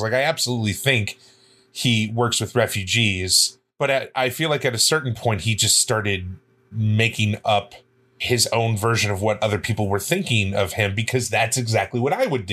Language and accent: English; Midwest, United States; I grew up in the Midwest